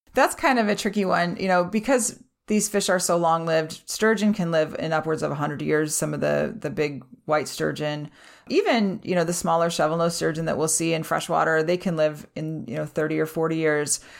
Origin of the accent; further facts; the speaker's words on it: Nebraska, United States; we're from Nebraska.